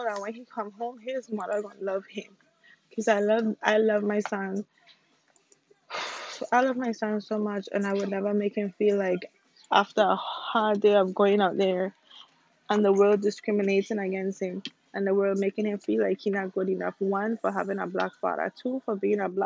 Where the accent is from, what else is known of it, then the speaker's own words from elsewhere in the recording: St. Croix, U.S. Virgin Islands; moved away; I am from the Virgin Islands. I'm from St. Croix.